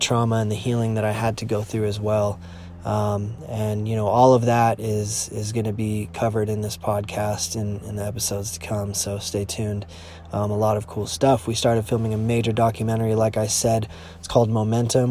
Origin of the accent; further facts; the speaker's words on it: United States; Lake Tahoe in my hometown